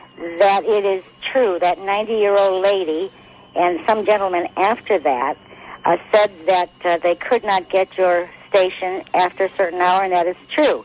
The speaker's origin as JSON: {"language": "English", "region": "Massachusetts", "country": "United States", "moved": "yes", "lives_now": "Pompano Beach, United States", "said": "I'm from Massachusetts"}